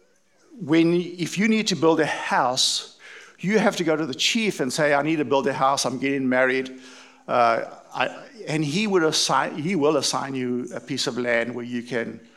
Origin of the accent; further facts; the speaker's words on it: East London, Eastern Cape, South Africa; moved away; I was brought up in East London in South Africa, for those of you who haven't caught the accent.